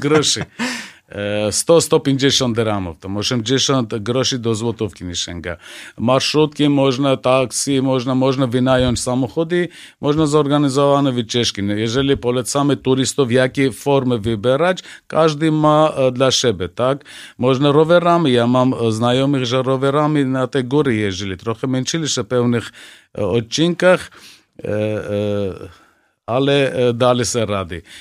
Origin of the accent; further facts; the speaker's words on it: Armenia; now in Poland; ja jako Ormianin w Polsce